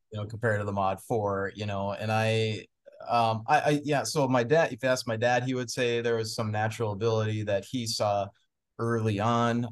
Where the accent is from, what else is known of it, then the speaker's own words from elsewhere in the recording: Anoka, Minnesota, United States; also born or lived in Moorhead, Minnesota; growing up in Anoka